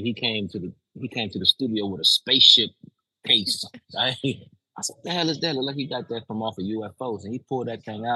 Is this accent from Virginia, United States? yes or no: yes; Newport News, Virginia, United States; from Newport News, Virginia